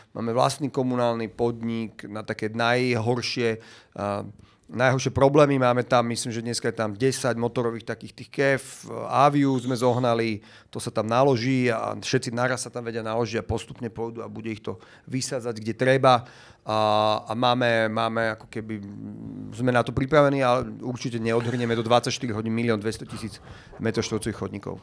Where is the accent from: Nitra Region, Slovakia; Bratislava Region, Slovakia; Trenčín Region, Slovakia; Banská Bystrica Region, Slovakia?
Bratislava Region, Slovakia; Bratislava; ja som vyrastal väčšinu detstva na Šavku